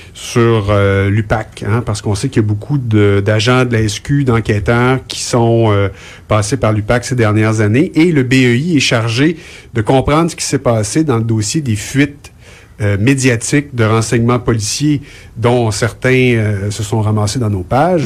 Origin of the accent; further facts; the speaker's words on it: Montreal, Quebec, Canada; moved away; je suis un Montréalais déraciné